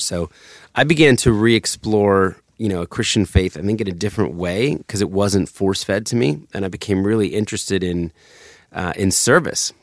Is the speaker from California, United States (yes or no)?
no; suburbs of New Jersey, United States; also born or lived in Philadelphia, Pennsylvania; I was born in Center City, Philadelphia. And then we moved to the suburbs of Jersey to get closer to his work